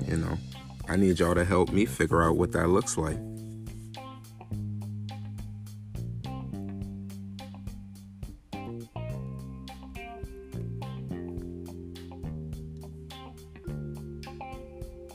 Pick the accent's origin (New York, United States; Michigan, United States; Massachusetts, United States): New York, United States; I'm from New York originally. Born and raised.